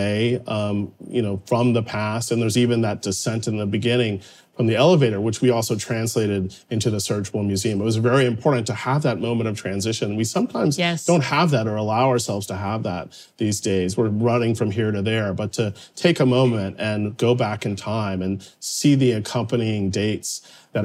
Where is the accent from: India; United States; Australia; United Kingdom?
United States; Topeka, Kansas; I grew up in Topeka, Kansas